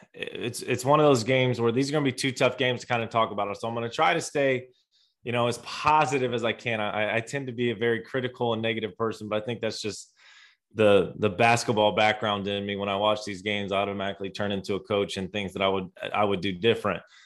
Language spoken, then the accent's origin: English; Indiana, United States; I grew up in Indiana